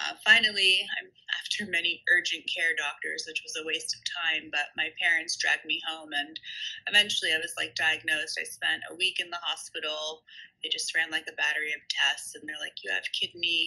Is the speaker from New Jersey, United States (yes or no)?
yes; Princeton, New Jersey, United States; I grew up in Princeton, New Jersey